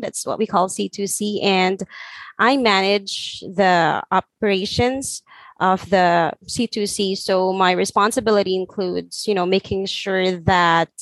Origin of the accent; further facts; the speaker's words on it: Philippines; I'm from Philippines